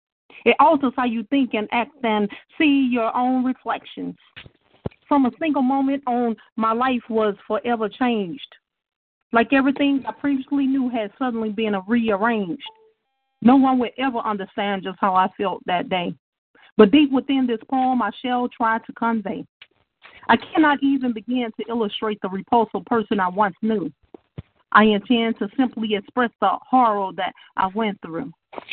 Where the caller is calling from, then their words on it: Shreveport, Louisiana, United States; Yes, I'm calling from Shreveport, Louisiana.